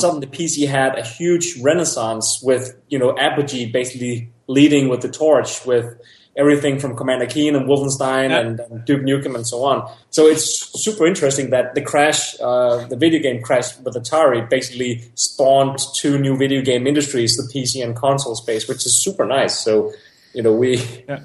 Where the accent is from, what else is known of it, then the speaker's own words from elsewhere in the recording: Denmark; I grew up in Denmark